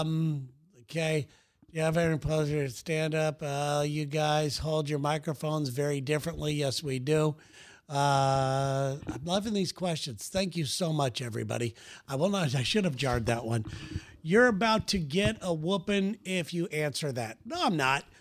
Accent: West Coast, United States; we're from the West Coast

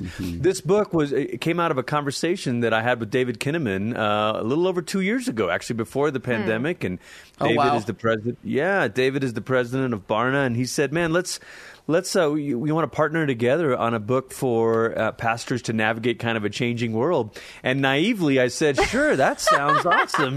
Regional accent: Malaysia; now in Colorado Springs, United States; I'm originally from Malaysia. It's where I grew up. I lived there most of my childhood

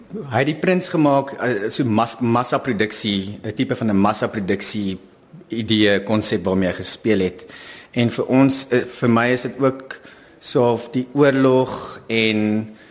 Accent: South Africa; as Suid-Afrikaners

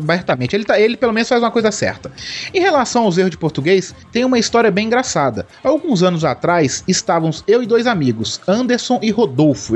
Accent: Belo Horizonte, Minas Gerais, Brazil; eu sou de Belo Horizonte

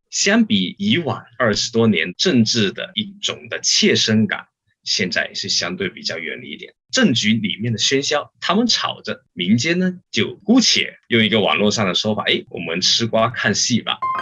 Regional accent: Hong Kong; 我们香港人

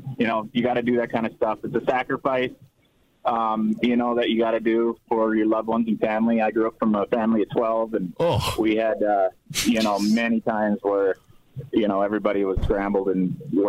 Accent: Minnesota, United States; I grew up in Minnesota

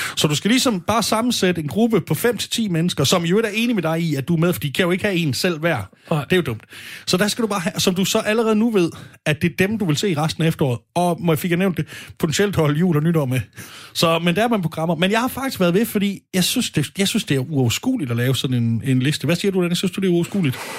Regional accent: Sønderborg, Southern Denmark, Denmark; moved away; I Sønderborg, hvor jeg kommer fra

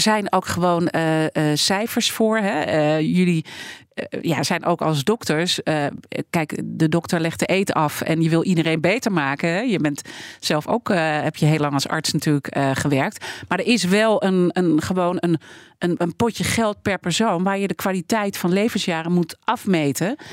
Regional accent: Netherlands; wij als Nederlanders

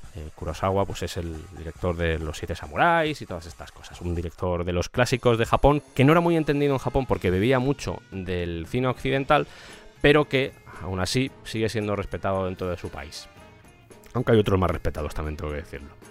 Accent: Spain; en mi país, en España

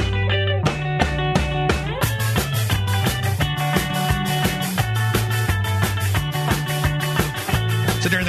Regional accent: the East, East Coast, United States; I'm from the East

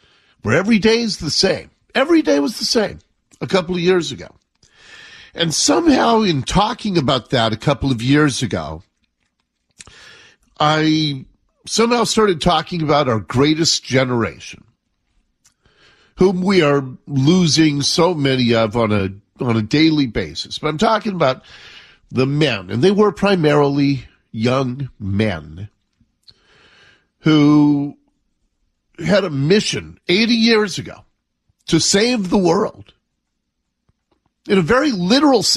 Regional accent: Seattle, Washington, United States; when I was a kid growing up in Ballard

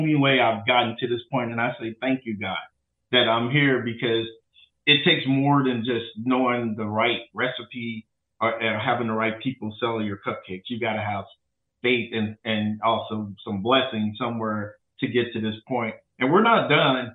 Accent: St. Louis, Missouri, United States; now in Dallas, United States; I'm from St. Louis

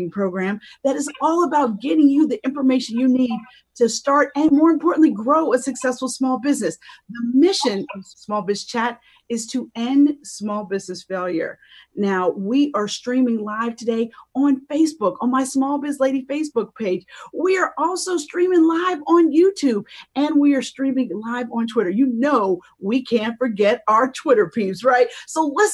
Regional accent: Pittsburgh, Pennsylvania, United States; now in Philadelphia, United States; We are both from Pittsburgh

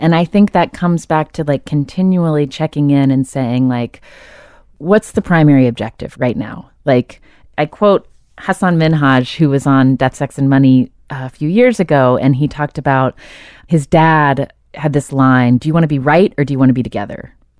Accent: the South, United States; I come from Southern people, so we have our own sort of strange codes and ways of talking.

